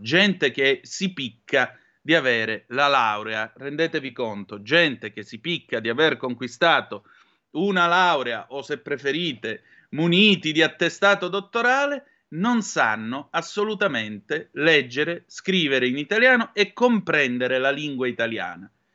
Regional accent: Vibo Valentia, Calabria, Italy; moved away; Vibo Valencia, mia città natale

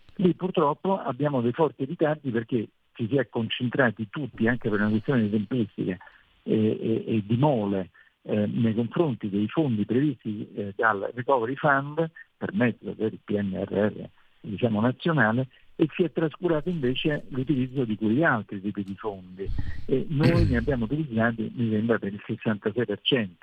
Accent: Italy; sono l'unico italiano relatore ombra in Commissione Econ

